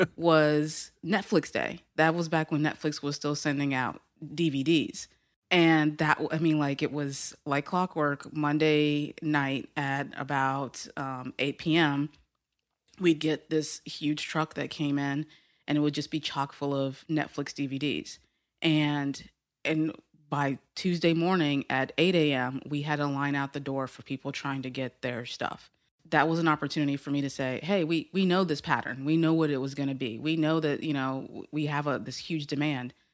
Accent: Houston, Texas, United States; in Houston, Texas

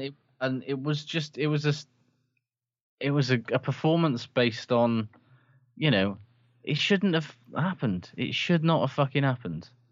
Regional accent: Aberdare, Wales, United Kingdom; I'm from Aberdare

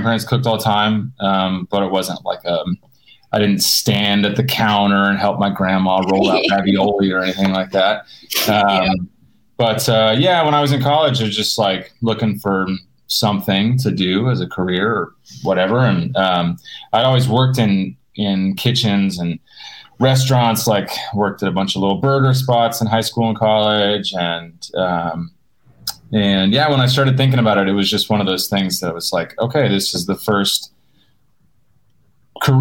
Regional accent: Oklahoma, United States; moved away as an adult; also born or lived in Dallas, Texas / Italy; I grew up in Oklahoma, and I went to Dallas in 2007 to kind of just pursue cooking

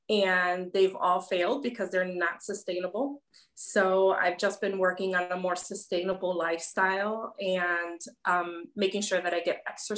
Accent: Chicago, Illinois, United States; now in Cleveland, United States; I'm born and raised in Chicago, but currently living in Cleveland, Ohio. And I've been on a weight loss journey since I was 18 and I'm 39.

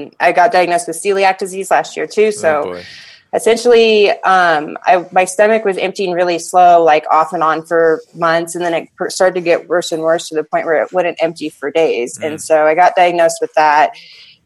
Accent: Hawaii, United States; we grew up in Hawaii

